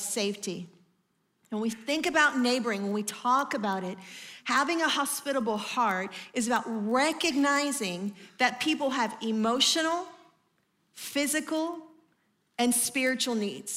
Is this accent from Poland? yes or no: no; Atlanta, Georgia, United States; I'm from Atlanta